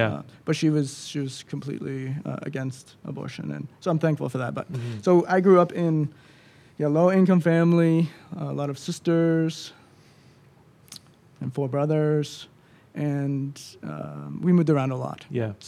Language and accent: English; Peterborough, Canada; born there; So I was born in Peterborough. To a low-income family.